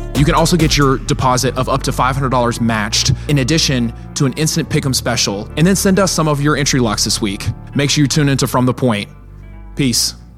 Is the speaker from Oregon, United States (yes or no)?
no; Norman, Oklahoma, United States; we're from Norman